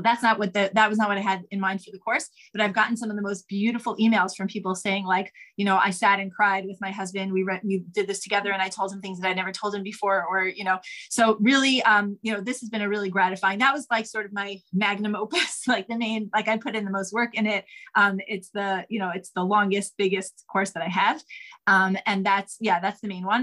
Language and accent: English; New York City, New York, United States; I grew up in Manhattan on the Upper West Side.